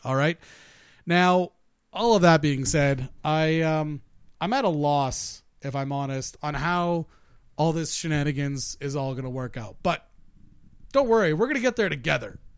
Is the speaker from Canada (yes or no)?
yes; Canada; as a Canadian